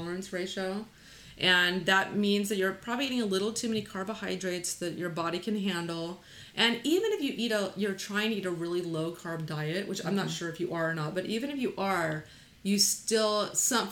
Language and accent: English; Texas, United States; we're from Texas